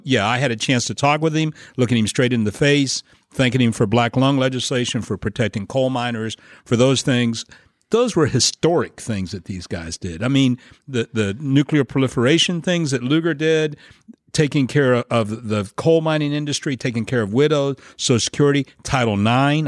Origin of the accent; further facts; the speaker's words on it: Western Pennsylvania, United States; moved away; I'm from Western Pennsylvania.